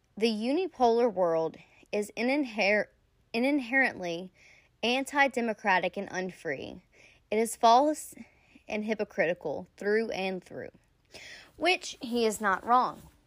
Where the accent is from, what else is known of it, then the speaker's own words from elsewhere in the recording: Louisiana, United States; I'm from Louisiana